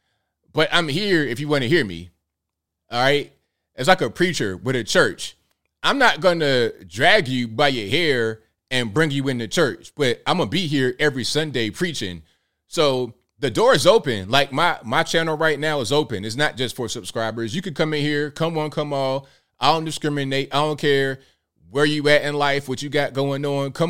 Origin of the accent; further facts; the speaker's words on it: Portsmouth, Virginia, United States; I grew up in a little town called Portsmouth, Virginia, right? We came from West Virginia when I was a baby